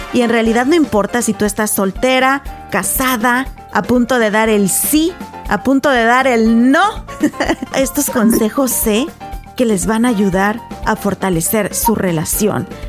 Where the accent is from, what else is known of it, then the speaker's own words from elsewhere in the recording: Mexico; first language Spanish; yo bien mexican